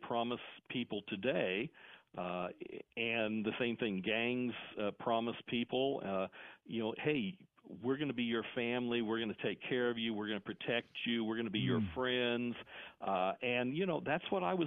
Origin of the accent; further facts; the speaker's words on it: Indiana, United States; I grew up in Indiana.